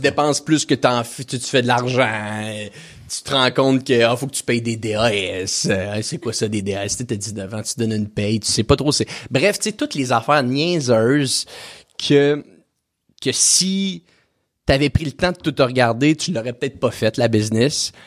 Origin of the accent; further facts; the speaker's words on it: Quebec City, Quebec, Canada; je viens de la ville de Québec